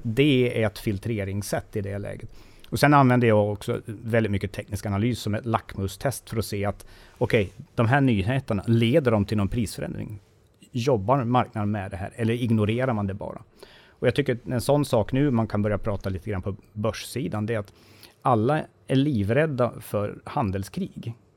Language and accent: Swedish; Sandviken, Gävleborg County, Sweden; jag är från Sandviken